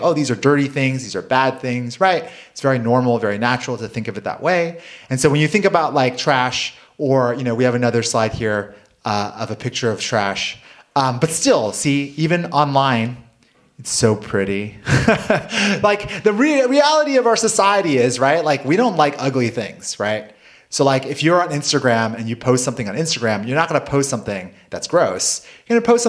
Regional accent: United States; I grew up in South Valley

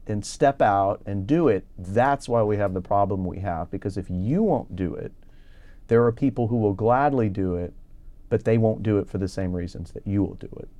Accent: Houston, Texas, United States; also born or lived in Minnesota / St. Louis, Missouri; I was uh, born uh, in Minnesota, outside the Twin Cities, and I moved to the Houston area when I was five.

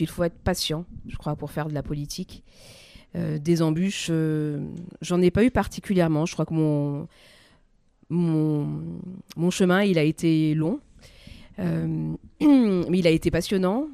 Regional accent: France; toutes ces valeurs qui font que nous sommes Français

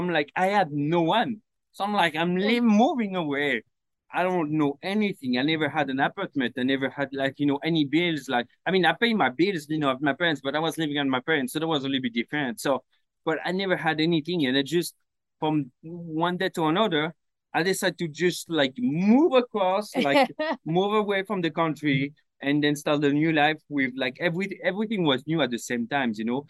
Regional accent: Paris, Île-de-France, France; English is a second language; moved away as an adult; also born or lived in Brittany / Sydney, Australia; now in Los Angeles, United States; I grew up in Paris.

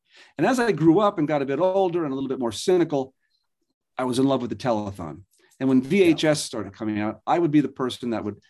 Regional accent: Norwalk, Connecticut, United States; also born or lived in Trumbull, Connecticut; I grew up in the suburbs of New York City in Connecticut.

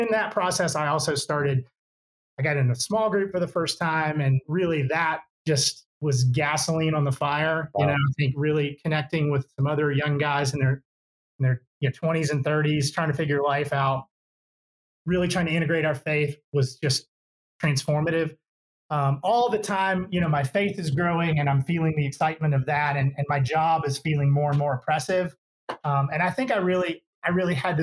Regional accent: Mississippi, United States; moved away as an adult; also born or lived in Atlanta; I grew up in Mississippi, went to Mississippi State

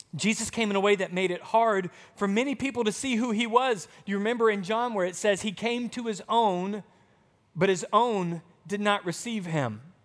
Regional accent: Arkansas, United States; moved away; also born or lived in Texas; growing up in Arkansas, I used to play volleyball

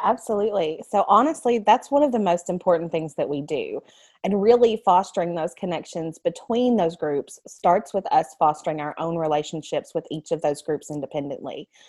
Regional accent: United States; My very first job was at the Lawrence County Library in my hometown

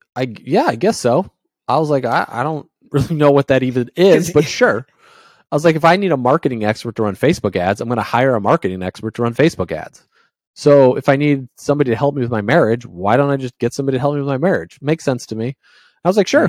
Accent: Indiana, United States; moved away; also born or lived in New England; I grew up in Indiana

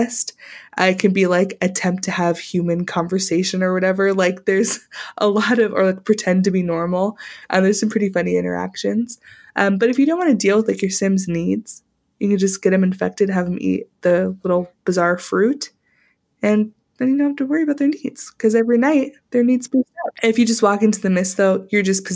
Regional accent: Arizona, United States; I was born in Arizona

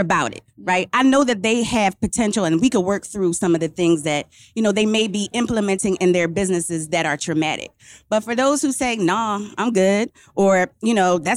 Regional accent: Philadelphia, Pennsylvania, United States; I'm from Philadelphia. I live in Philly.

